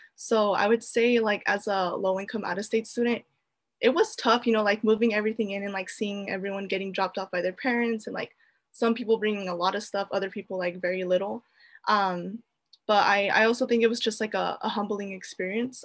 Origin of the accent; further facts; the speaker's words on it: Fresno, California, United States; I proudly hail from Fresno, California